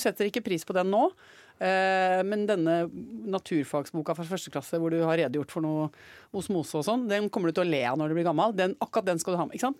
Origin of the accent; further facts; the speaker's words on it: Norway; Her hjemme i Norge